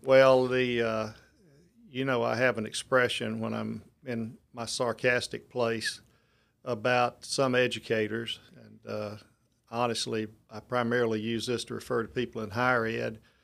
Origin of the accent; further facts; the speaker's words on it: Lucedale, Mississippi, United States; moved away as an adult; now in Mobile, United States; I took a middle school job back in my hometown in, uh, Lucedale